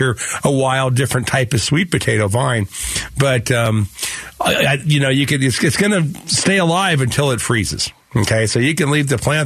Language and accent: English; Phoenix, Arizona, United States; I grew up in the mountain just next to you, you know, over here, a little bit north